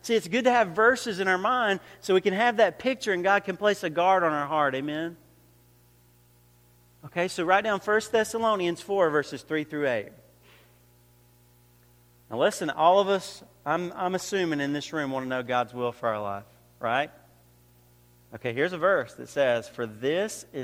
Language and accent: English; Georgia, United States; moved away as an adult; now in New York, United States; I came from Georgia, but I've been living in New York for about 5 or 6 years